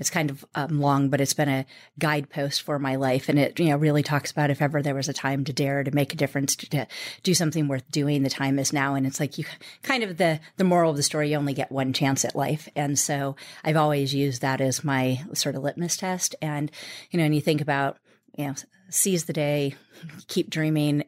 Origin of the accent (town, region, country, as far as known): United States; born or raised there